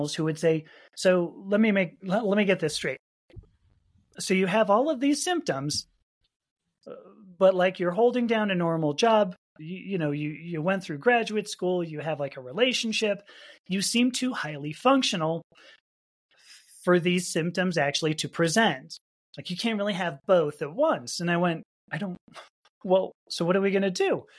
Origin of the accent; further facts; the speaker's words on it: Los Angeles, California, United States; I grew up in Los Angeles